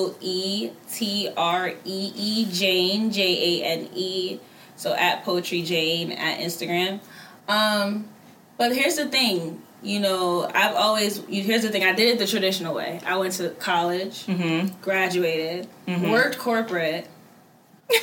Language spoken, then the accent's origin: English; Jamaica; also born or lived in Connecticut; now in Atlanta, United States; I come from Jamaica. I used to live in Connecticut